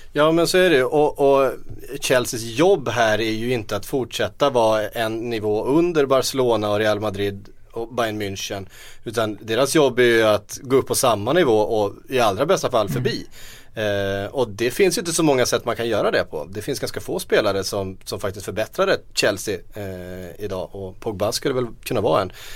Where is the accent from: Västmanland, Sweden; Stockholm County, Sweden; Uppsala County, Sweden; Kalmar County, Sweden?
Kalmar County, Sweden; Västervik; som vi säger hemma i Västervik